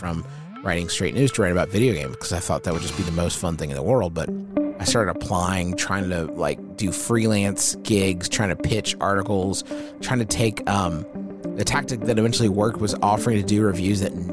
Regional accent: Huntington, West Virginia, United States; It's my hometown here in Huntington, West Virginia

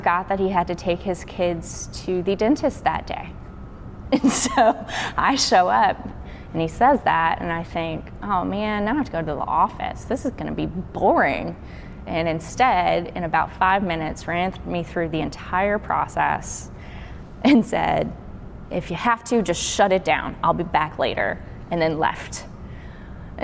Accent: Burlington, Kentucky, United States; now in Memphis, United States; I am originally from Kentucky. I grew up in a small town called Burlington

